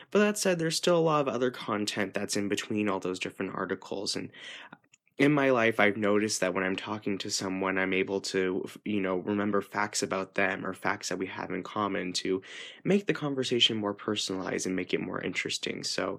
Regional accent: California, United States; I am an ESFJ from California.

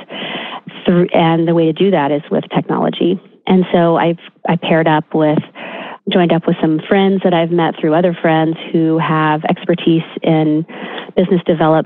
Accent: Charleston, South Carolina, United States; moved away as an adult; also born or lived in Los Angeles, California; now in Newport Beach, United States; I grew up in Charleston, South Carolina, and did my training there at the Medical University of South Carolina, came out to UCLA and did my residency out here, and then established a traditional primary care practice here in Newport Beach.

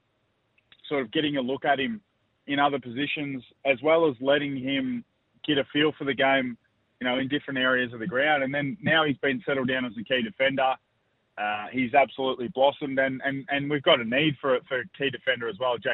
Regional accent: Swan Hill, Victoria, Australia; moved away; I'm headed up to my hometown of Swan Hill

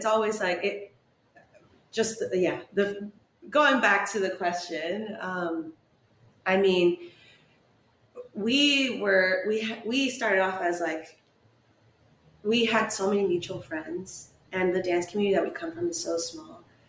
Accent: San Diego, California, United States; San Diego.

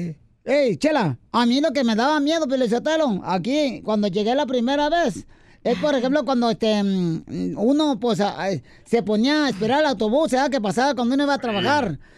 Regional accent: El Salvador; now in United States; Cuando me vine de mi tierra, El Salvador

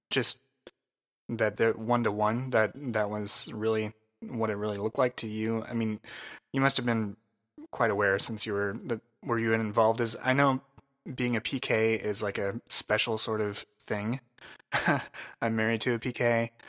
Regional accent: Naperville, Illinois, United States; I grew up in the in Naperville, like starting freshman year of high school.

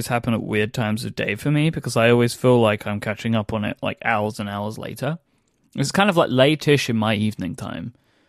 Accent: London, United Kingdom; accent: London; To me, anyway, I can hear a much thicker London accent than what I have now, which is now my weirdo transatlantic accent.

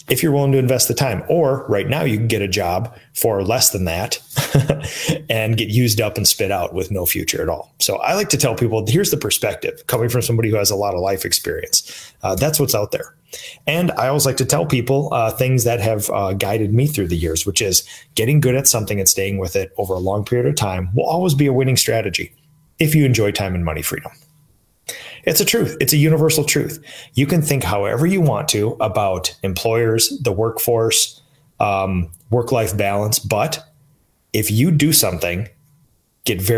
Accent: Minnesota, United States; in Minnesota, my hometown

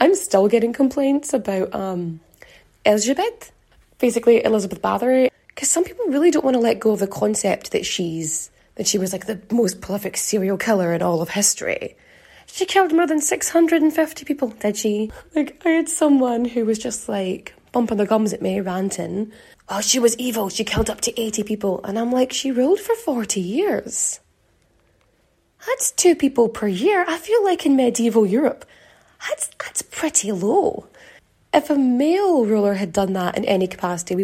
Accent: Ireland; growing up in Ireland

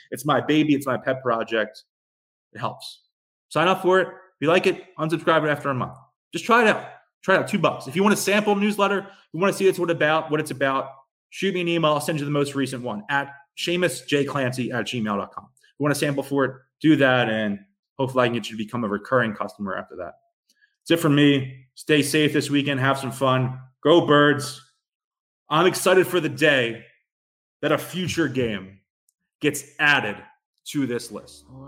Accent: Philadelphia, Pennsylvania, United States; a ton of my best friends growing up in South Philly

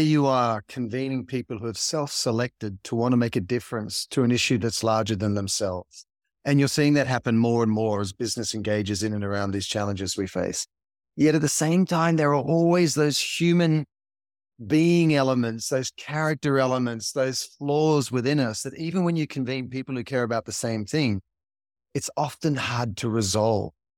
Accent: Sydney, New South Wales, Australia; now in Los Angeles, United States; growing up in Sydney, Australia, you know, there's greenery and nature all around you, and now living in L

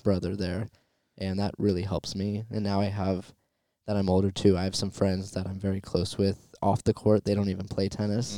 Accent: Southern California, United States; it's my hometown, too

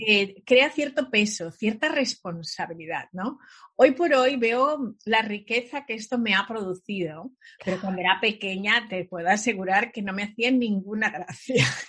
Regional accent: Spain; moved away as an adult; now in New York, United States; en España en aquella época, yo nací en los 70

